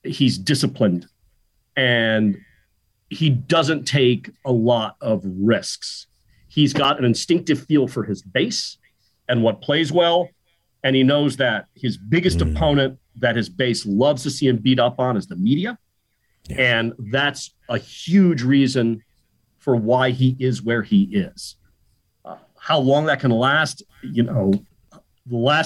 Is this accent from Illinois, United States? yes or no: no; Miami, Florida, United States; my hometown here in Miami